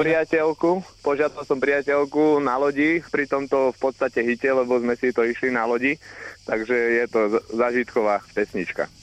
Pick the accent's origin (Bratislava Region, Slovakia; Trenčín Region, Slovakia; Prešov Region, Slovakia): Bratislava Region, Slovakia; Viničné; Z Viničného pri Pezinku.